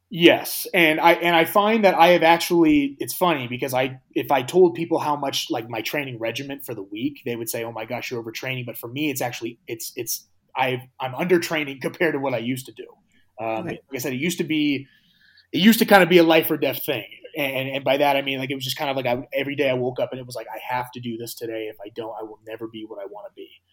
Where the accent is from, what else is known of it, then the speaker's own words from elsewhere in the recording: United States; I am from America